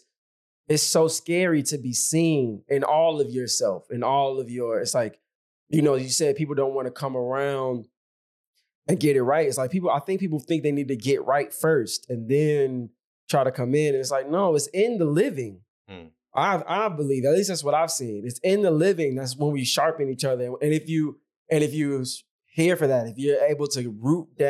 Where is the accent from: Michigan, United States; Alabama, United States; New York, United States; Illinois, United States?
Illinois, United States; Chicago; I'm from the South Side of Chicago